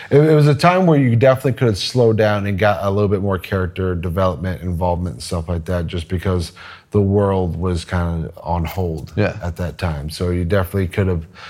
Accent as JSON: {"language": "English", "region": "Texas", "country": "United States", "said": "I'm from Texas"}